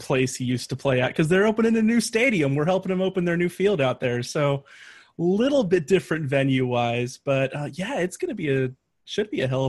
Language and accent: English; East Coast, United States; now in Texas, United States; I'm from the East Coast.